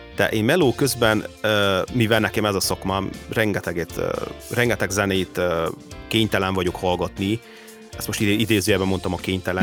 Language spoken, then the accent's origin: Hungarian; Hungary; Én abban a korszakban nőttem fel, amikor ő, amikor ő nagy sztár volt idehaza.